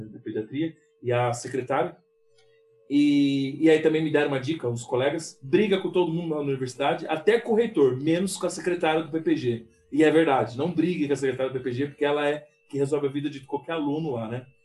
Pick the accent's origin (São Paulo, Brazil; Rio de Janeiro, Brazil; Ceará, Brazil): São Paulo, Brazil; moved away as an adult; also born or lived in Porto Alegre; eu sendo paulista